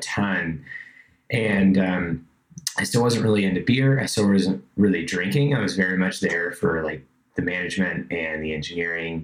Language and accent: English; Georgia, United States; moved away; I was living in Georgia, I grew up in Georgia